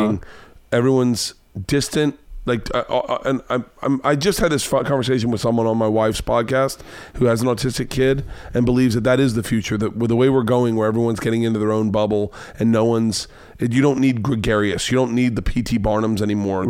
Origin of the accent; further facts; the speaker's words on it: the South, United States; I grew up in the South.